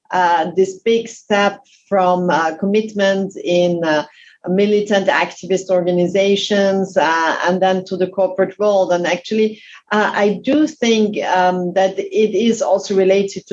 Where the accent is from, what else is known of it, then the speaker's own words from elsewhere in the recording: Austria; moved away as an adult; now in France; I came to France. I'm originally from Austria.